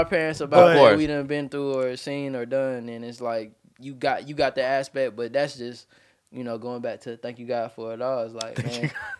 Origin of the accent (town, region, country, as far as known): Edgefield County, South Carolina, United States; born or raised there; also born or lived in Atlanta